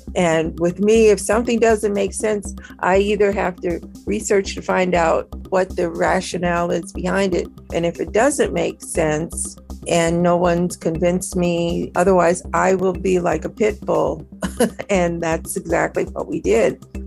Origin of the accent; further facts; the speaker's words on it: Minnesota, United States; Minnesota, where I'm from